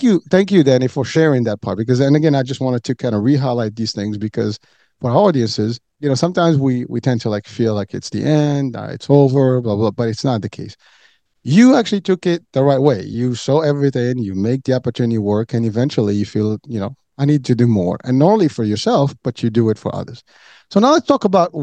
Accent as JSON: {"language": "English", "country": "Morocco", "moved": "yes", "lives_now": "United States", "said": "I'm originally from Morocco"}